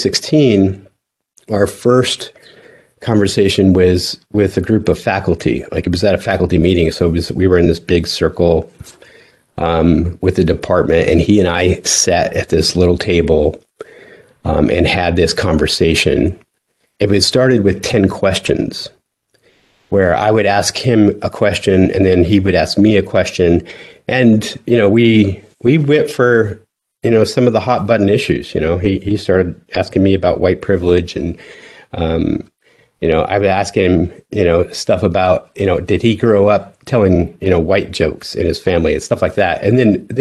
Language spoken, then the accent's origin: English; Delta, Colorado, United States; moved away as an adult; I grew up in Western Colorado